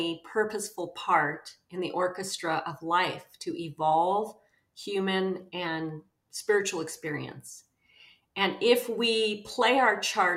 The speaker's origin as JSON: {"language": "English", "town": "Los Angeles", "region": "California", "country": "United States", "tie": "born or raised there", "also_born_or_lived": "New York City", "said": "I grew up in West Los Angeles. Well, I was born in New York City. I don't remember that part, but I really had an extraordinarily magical, imaginative childhood in West Los Angeles"}